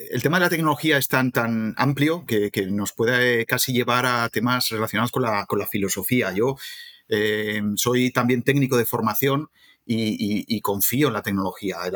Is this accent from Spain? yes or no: yes; Zaragoza, Aragon, Spain; moved away as an adult; now in Madrid, Spain; soy de Zaragoza, soy de una ciudad de automoción, ¿no? Con General Motos, ahora Estelantis.